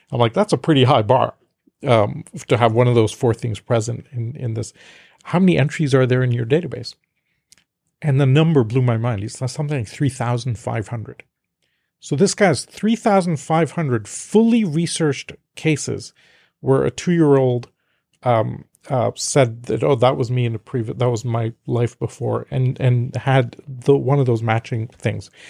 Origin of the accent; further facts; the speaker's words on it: India; I'm from India originally, so I have an inherent acceptance. But I was raised in a very diplomatic Western family.